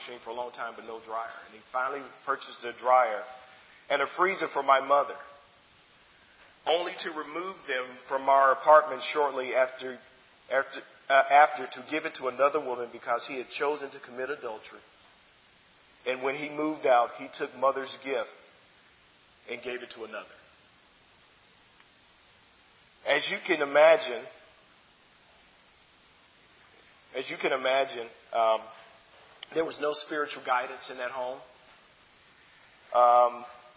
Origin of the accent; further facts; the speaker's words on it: Chicago, Illinois, United States; I grew up in Chicago. I was born there.